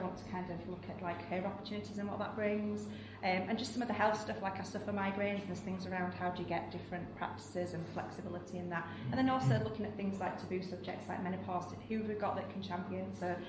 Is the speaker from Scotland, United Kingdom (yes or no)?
no; Wakefield, Yorkshire and the Humber, United Kingdom; I'm from Wakefield, born and bred, so I'm a Yorkshire lass.